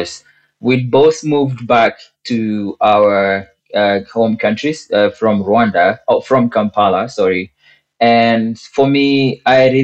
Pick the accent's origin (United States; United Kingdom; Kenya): Kenya; I'm from Kenya